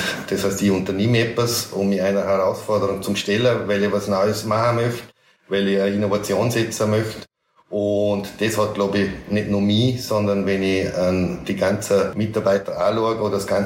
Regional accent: Braz, Vorarlberg, Austria; Ich aufgewachsen bin im Klostertal, sprich Bratz, äh, dadurch am Land, wo man sich ja gut kennt.

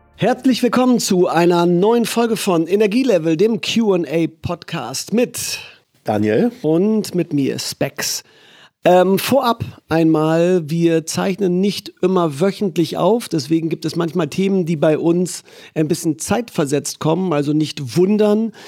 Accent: Germany

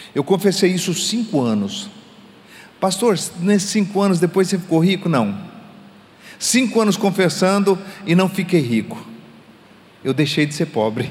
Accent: Goiás, Brazil; accent: goiano; um palavreado bem goiano, lá da minha terra

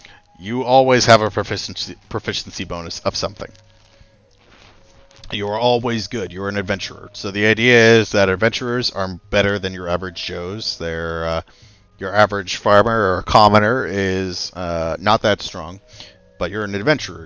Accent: Canada; We're Canadian

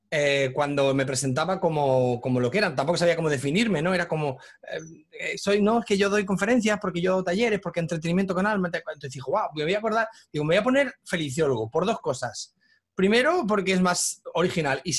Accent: Mexico; Yo soy de México

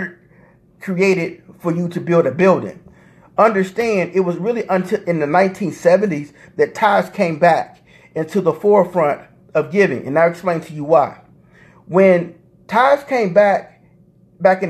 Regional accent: Indianapolis, Indiana, United States; I'm from Indianapolis

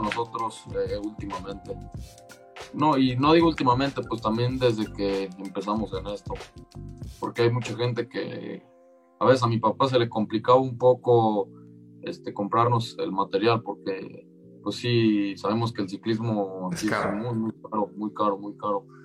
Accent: Mexico

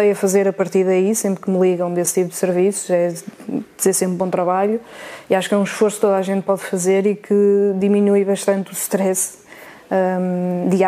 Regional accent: North, Portugal; Superboc, sou do Norte.

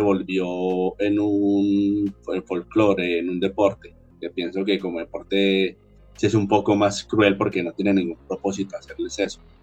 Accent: Colombia

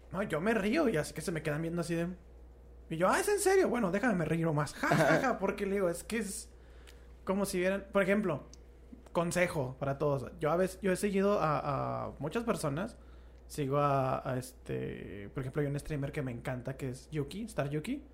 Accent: Mexico; somos mexicanos

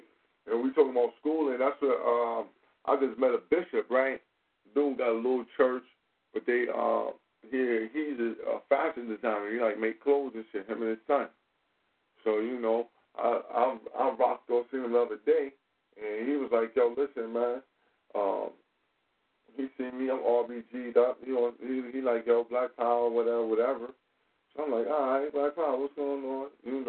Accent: Maryland, United States; born and raised in Eastern Maryland, Talbot County, Maryland.

